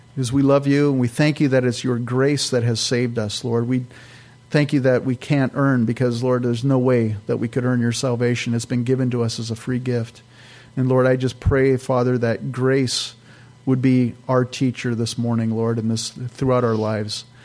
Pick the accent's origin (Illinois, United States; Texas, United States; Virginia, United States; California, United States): California, United States; now in Minnesota, United States; I'm from California